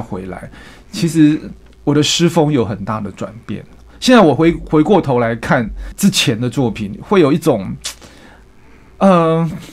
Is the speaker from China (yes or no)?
no; Hualien, Hualien County, Taiwan; moved away; 民国五十年出生在花莲